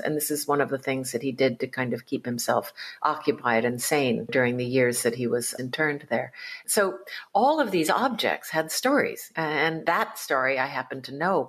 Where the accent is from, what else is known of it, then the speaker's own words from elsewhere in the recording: East Coast of the United States, Connecticut, United States; I was born in 1956 in the United States on the East Coast too.